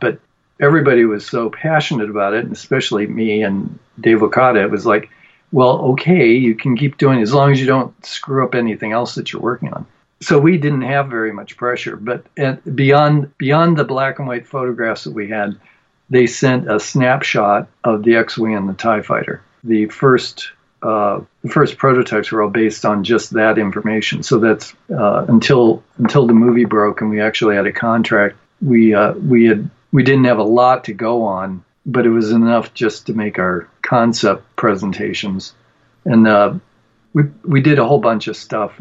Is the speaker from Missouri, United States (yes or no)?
no; Cleveland, Ohio, United States; also born or lived in Mayfield Heights, Ohio; I grew up in Cleveland, Ohio. Mayfield Heights was where I was born